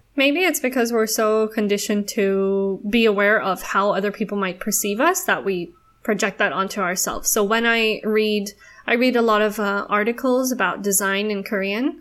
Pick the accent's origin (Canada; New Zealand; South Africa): South Africa; now in Singapore; I am a South African living in Singapore